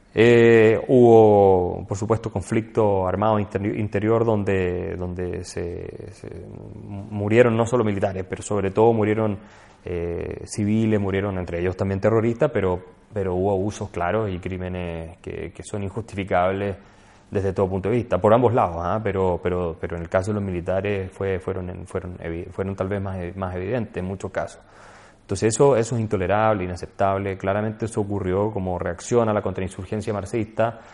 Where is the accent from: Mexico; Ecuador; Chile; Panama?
Chile